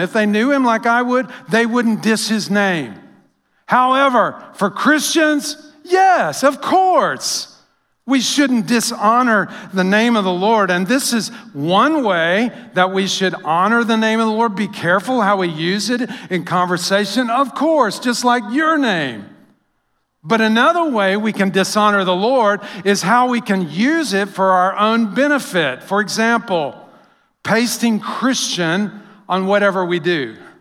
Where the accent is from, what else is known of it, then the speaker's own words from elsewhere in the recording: United States; we as Americans